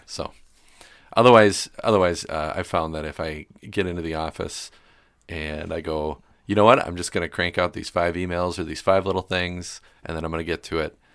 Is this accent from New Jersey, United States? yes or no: no; Milwaukee, Wisconsin, United States; moved away as an adult; also born or lived in West Allis, Wisconsin / Greenville, Wisconsin; now in New Ulm, United States; growing up in Milwaukee